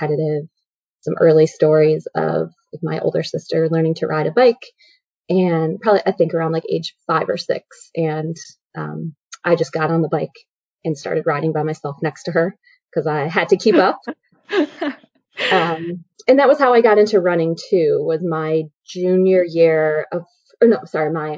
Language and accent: English; Chicago, Illinois, United States; now in Issaquah, United States; I'm from Chicago originally.